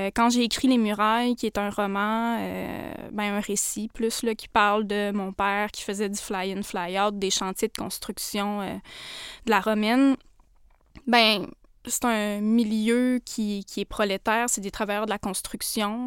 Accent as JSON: {"language": "French", "town": "Portneuf-sur-Mer", "region": "Quebec", "country": "Canada", "tie": "born or raised there", "said": "Je viens de la Côte-Nord"}